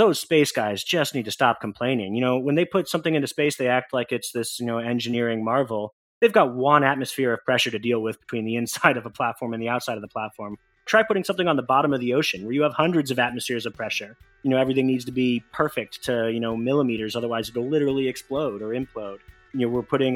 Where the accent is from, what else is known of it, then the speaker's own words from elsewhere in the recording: Portland, Oregon, United States; I'm originally from Portland, Oregon in the United States